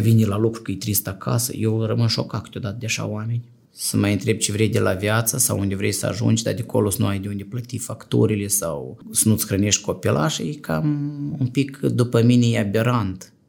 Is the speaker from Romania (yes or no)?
no; Moldova; also born or lived in Chișinău; eu sunt din sat